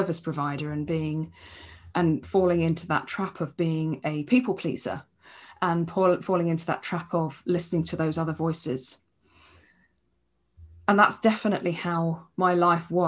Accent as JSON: {"language": "English", "region": "England", "country": "United Kingdom", "said": "I'm English"}